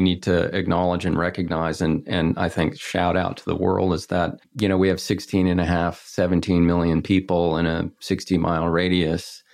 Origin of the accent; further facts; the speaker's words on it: Texas, United States; now in Los Angeles, United States; growing up in Texas, landlocked and in the nineteen sixties